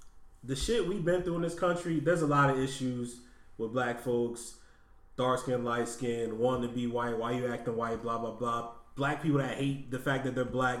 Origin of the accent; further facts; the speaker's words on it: United States; I'm Black American. Like, right. I was born here. My people were born here.